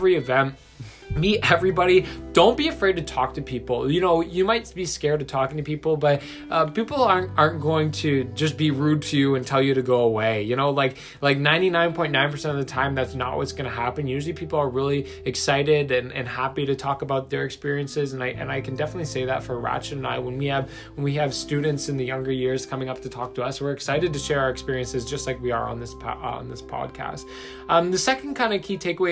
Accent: Brantford, Ontario, Canada; moved away; back in my hometown of Brantford, Ontario

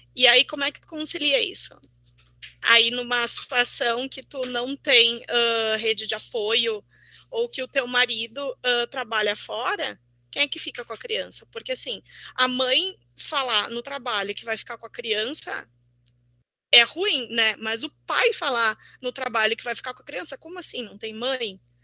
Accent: Brazil; now in Porto Alegre, Brazil; sou de Santa Cruz, moro aqui em Porto Alegre

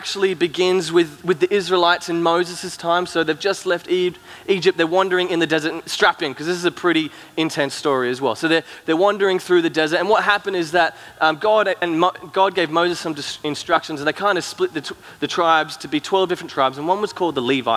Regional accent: Cairns, Queensland, Australia; also born or lived in Gold Coast; now in Brisbane, Australia; me and Soph, we grew up in Cairns, up in far north Queensland, and then we moved down to Brisbane and the Gold Coast where we kind of live now

